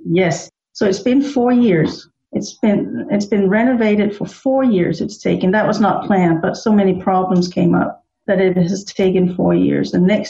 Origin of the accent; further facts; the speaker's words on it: Denmark; moved away as an adult; now in Germany; I was born and raised in Denmark.